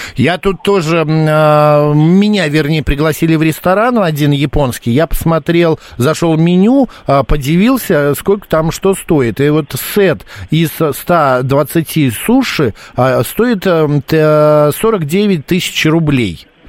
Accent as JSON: {"language": "Russian", "region": "Moscow", "country": "Russia", "said": "Из Москвы."}